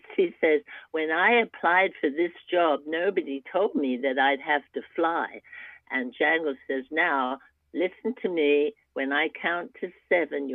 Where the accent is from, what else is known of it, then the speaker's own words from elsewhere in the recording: England, United Kingdom; now in United States; I'm an immigrant from England